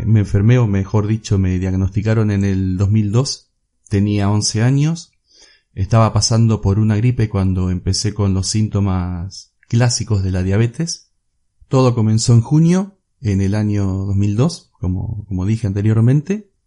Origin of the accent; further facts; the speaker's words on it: Olavarría, Buenos Aires Province, Argentina; soy de Olavarría, Argentina